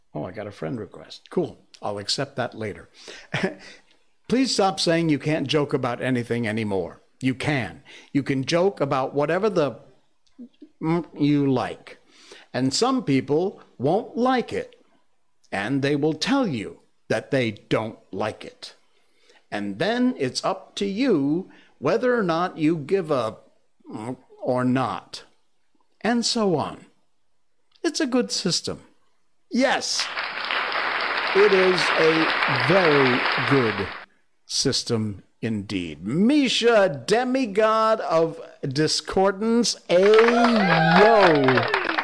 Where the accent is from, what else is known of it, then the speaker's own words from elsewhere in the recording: Cornwall, Connecticut, United States; now in Malaysia; my hometown where I was born was Cornwall, Connecticut